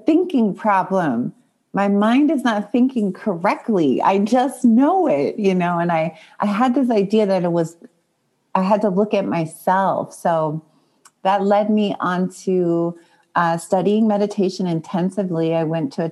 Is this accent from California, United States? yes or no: yes; Long Beach, California, United States; I talk a lot about where I was born and difficulties in East Long Beach, Compton area. And, you know, just all the trauma of inner city and poverty